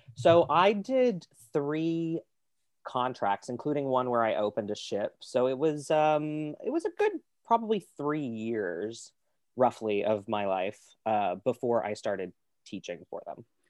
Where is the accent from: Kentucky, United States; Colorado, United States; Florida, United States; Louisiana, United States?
Kentucky, United States; moved away as an adult; also born or lived in Pittsburgh / New York / Toronto; I was born in Kentucky.